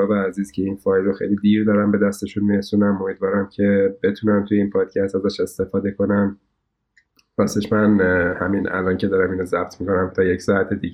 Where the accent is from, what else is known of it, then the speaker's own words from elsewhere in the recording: Karaj, Alborz, Iran; now in Tehran, Iran; بعدها که حالا ما در واقع از کرج اومدیم به تهران